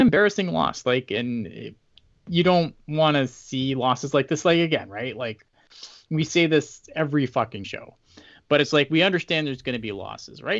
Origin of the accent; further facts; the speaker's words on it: Canada; I'm Canadian.